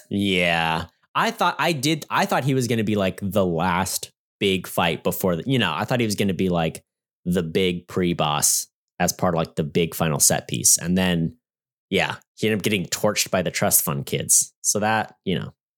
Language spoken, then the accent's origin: English; United States; as an American